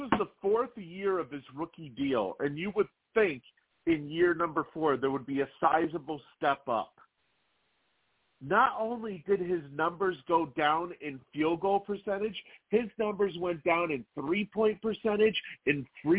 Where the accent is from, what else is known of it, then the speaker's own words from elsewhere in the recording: Boston, Massachusetts, United States; I am a Celtics fan. I was born and raised in Boston in all sports.